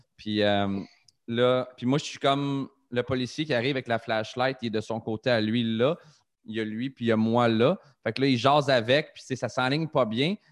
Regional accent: Trois-Rivières, Quebec, Canada; C'est ma ville natale, Trois-Rivières

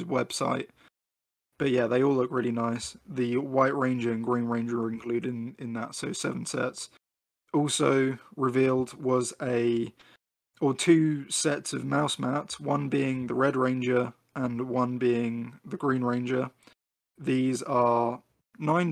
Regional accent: United Kingdom; I'm British, not American.

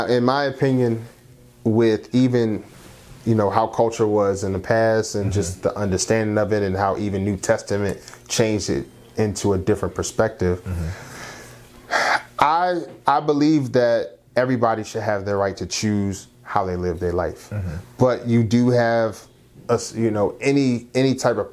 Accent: Philadelphia, Pennsylvania, United States; also born or lived in Baltimore; I'm from Philly

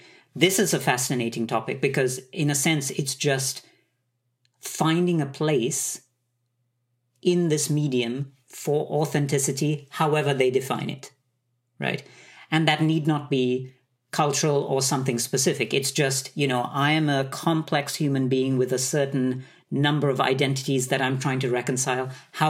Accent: Sri Lanka; born there; also born or lived in Middle East; I was born in Sri Lanka. I grew up in the Middle East, and I had a very, I would say, Asian upbringing with a totally Western training.

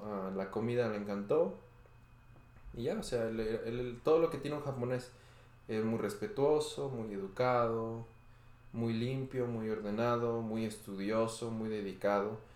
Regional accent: Pachuca, Hidalgo, Mexico; moved away; Yo soy de Pachuca

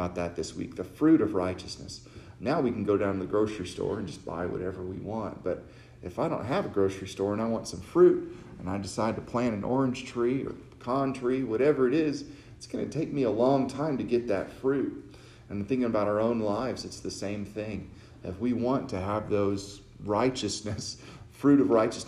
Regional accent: Texas, United States; I'm from Texas. I got a different upbringing from people.

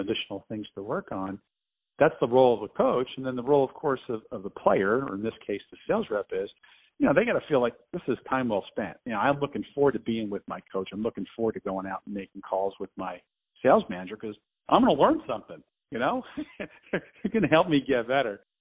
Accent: New Jersey, United States; I grew up in New Jersey

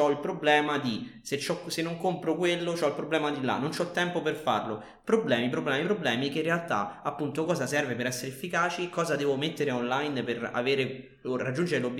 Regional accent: Rome, Lazio, Italy; non sono storico, ma sono romano.

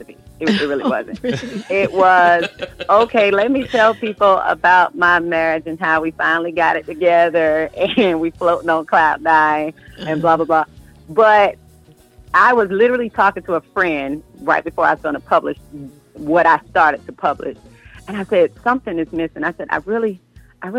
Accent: Atlanta, Georgia, United States; moved away as an adult; now in Orlando, United States; I'm from Atlanta, I am a Grady baby, worked at Six Flags, went to college in Atlanta. I am from Atlanta

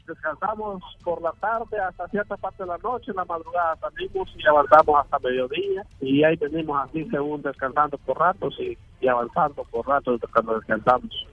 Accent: Ocotepeque, Honduras; moved away as an adult; de Honduras, eh, de Ocotepeque

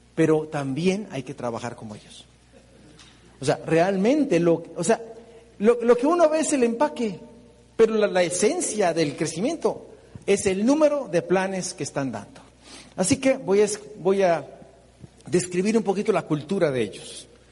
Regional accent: Mexico; nosotros definitivamente los mexicanos

